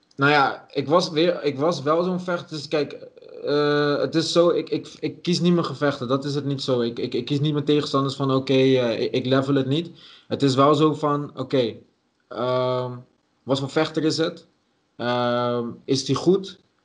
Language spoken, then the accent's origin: Dutch; Dordrecht, South Holland, Netherlands; ik ben van oorsprong gewoon Dordtenaar. Dus ik kwam gewoon uit Dordrecht.